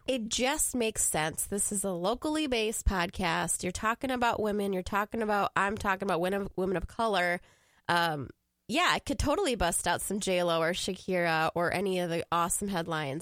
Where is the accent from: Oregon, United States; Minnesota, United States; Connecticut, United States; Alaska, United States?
Minnesota, United States; Woodbury; also born or lived in Iran; now in St. Paul, United States; I grew up in Woodbury, so that little suburb over there.